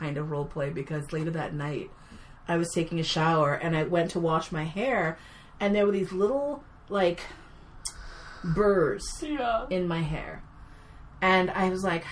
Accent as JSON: {"language": "English", "town": "New York City", "region": "New York", "country": "United States", "tie": "born or raised there", "said": "I grew up here in New York City."}